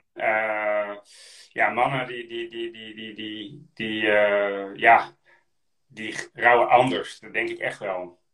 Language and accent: Dutch; Friesland, Netherlands; also born or lived in Drenthe / Groningen; ik, ben, geboren in Drenthe, opgegroeid in Friesland en ik gestudeerd in Groningen. Ik ben een echte Noordeling